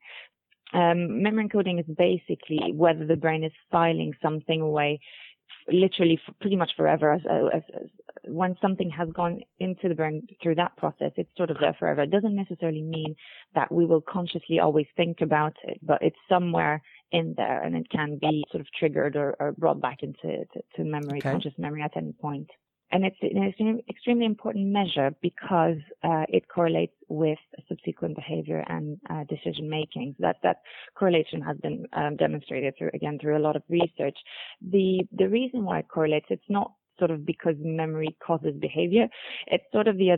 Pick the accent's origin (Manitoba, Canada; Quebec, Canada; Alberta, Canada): Quebec, Canada; Montreal; moved away; also born or lived in United Kingdom; I am actually from Montreal, Canada, so I've done work in North America and in the UK before joining NeuroInsight